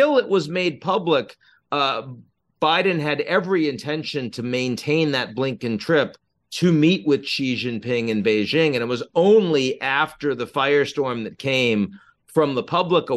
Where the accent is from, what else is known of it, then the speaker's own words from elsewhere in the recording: United States; As an American